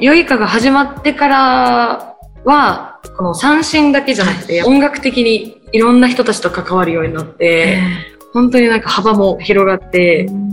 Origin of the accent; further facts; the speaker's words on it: Itoman, Okinawa, Japan; 沖縄の糸満市、え私が出身の糸満市っていうところ